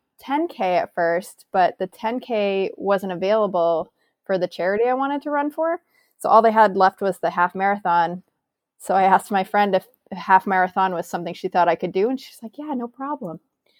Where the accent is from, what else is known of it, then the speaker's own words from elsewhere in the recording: New Hampshire, United States; I'm from New Hampshire.